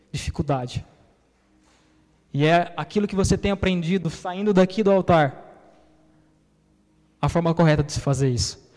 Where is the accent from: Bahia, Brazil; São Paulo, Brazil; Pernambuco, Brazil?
São Paulo, Brazil; Minha família é baiana. Eu sou paulista.